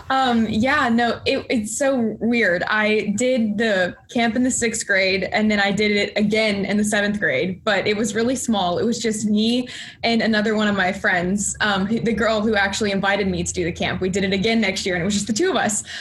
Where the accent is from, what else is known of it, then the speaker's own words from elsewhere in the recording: Houston, Texas, United States; moved away as an adult; now in New York, United States; I was originally born in Houston, Texas, so I traveled a little far for college.